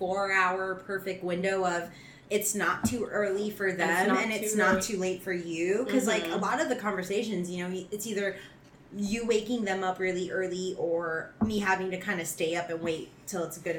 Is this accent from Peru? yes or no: no; Washington, United States; what did I lose by being the person who grew up in Washington State versus like growing up in Guam